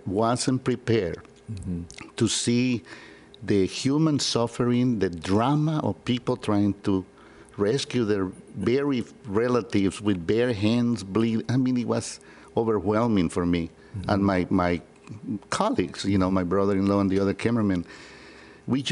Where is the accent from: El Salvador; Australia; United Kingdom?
El Salvador; San Salvador; moved away; Born and raised in San Salvador, El Salvador.